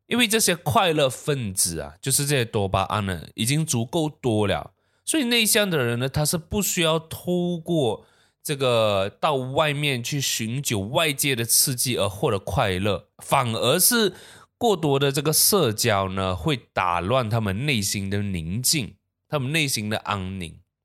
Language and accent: Chinese; Malaysia